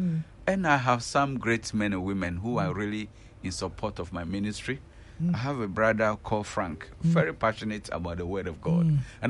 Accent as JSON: {"language": "English", "country": "Ghana", "said": "as Ghanaian, as people living in this generation"}